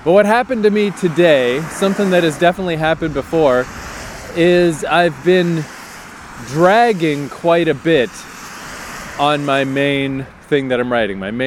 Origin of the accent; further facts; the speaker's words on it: Fredericton, New Brunswick, Canada; my hometown of Fredericton.